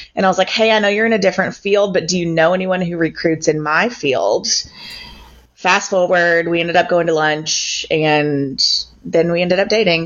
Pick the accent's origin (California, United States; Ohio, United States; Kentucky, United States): Kentucky, United States; Louisville; also born or lived in Bowling Green, Kentucky; now in Shelbyville, United States; I'm from Louisville. I grew up um, around St. Matthews